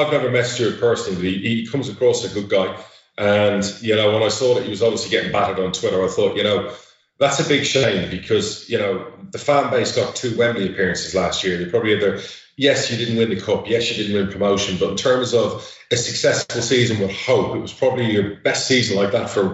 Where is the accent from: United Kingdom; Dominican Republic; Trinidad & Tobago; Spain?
Spain; moved away; I've worked all over the world. I grew up in Spain